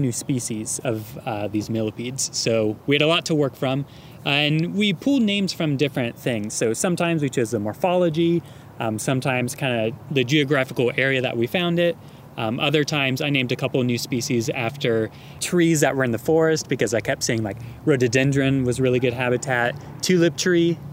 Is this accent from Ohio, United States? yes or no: yes; Ohio, United States; I was growing up in Ohio